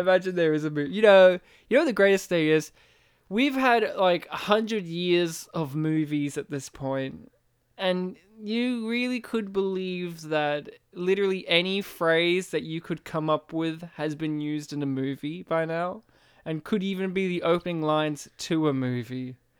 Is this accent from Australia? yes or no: yes; Australia; I was raised in Australia